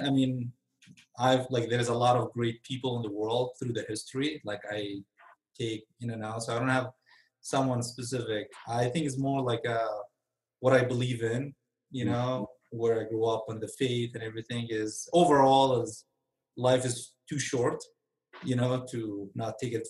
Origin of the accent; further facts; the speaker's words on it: Benghazi, Libya; Benghazi, Libya.